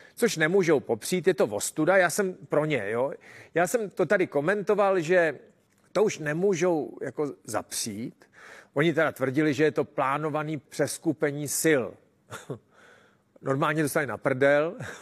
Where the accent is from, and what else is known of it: Czechia